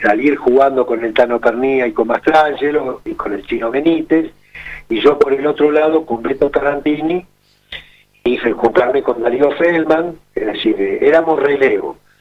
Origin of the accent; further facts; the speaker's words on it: Ramos Mejía, Buenos Aires Province, Argentina; yo nací en Ramos Mejía